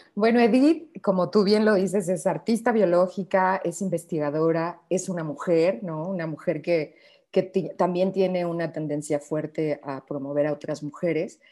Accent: Sierra of the Mexican Bajío, Mexico; now in Mexico City, Mexico; soy de México, soy de la zona de la Sierra del Bajío mexicano.

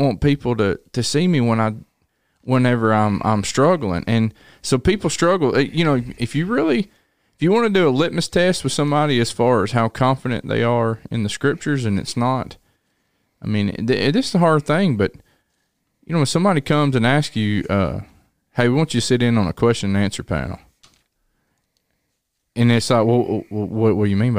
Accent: Tennessee, United States; I was from Tennessee

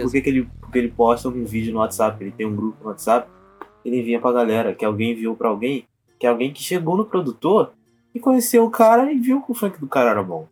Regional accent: Rio de Janeiro, Brazil; eu sou carioca

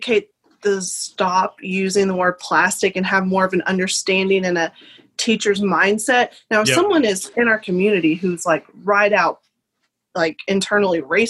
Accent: Arkansas, United States; now in Nashville, United States; I am now currently in Nashville, Tennessee, but I grew up in Parowood, Arkansas, which is a tiny, tiny town in the South here in the United States

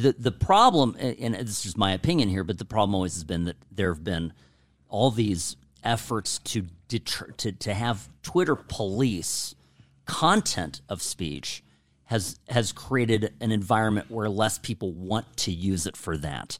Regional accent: United States

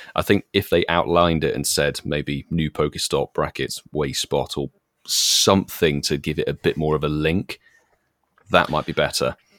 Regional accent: United Kingdom; being British

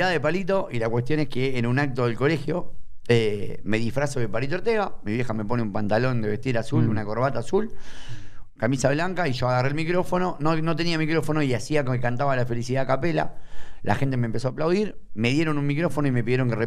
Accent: Banfield, Buenos Aires Province, Argentina; also born or lived in Adrogué / Belgrano, Buenos Aires; now in Buenos Aires, Argentina; nací en Adrogué y a los dos días de nacido me fui a ir a Banfield.

